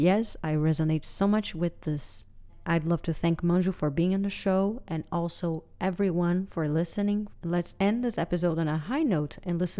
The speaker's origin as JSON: {"language": "English", "country": "Brazil", "said": "I am from Brazil"}